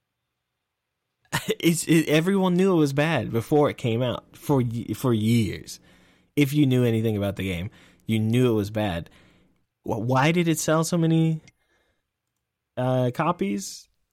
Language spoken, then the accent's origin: English; Texas, United States; accent: Texas; I'm from Texas.